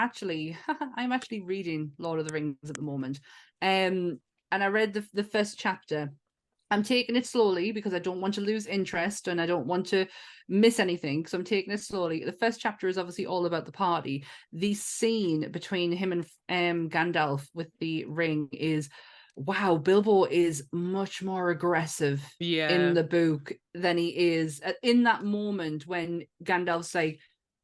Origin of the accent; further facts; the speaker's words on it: the north of England, United Kingdom; accent: northern; my dodgy northern accent.